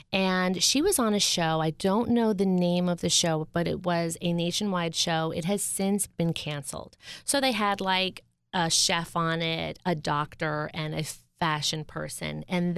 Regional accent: Media, Pennsylvania, United States; in my hometown in Media PA.

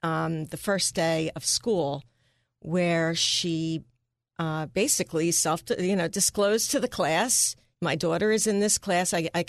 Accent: Bell's Corner, United States; Well, as you said, I grew up in Bell's Corner, far greater Northeast, where my mom was a teacher at the local elementary school

